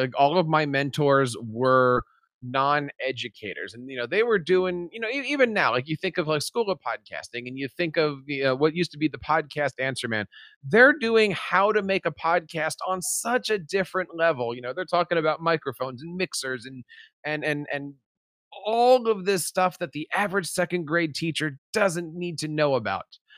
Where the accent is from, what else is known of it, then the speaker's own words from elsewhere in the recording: New Jersey, United States; I am an educator from New Jersey.